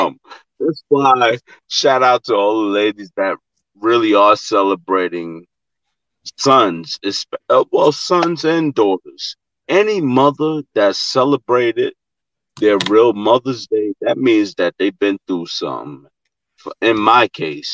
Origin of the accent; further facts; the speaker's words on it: New York City, New York, United States; I'm from Gravesend. Okay. Coney Island, Brooklyn.